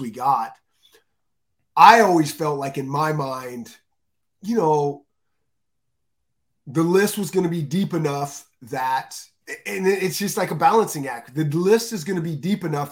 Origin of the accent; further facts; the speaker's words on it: the West, United States; growing up in the West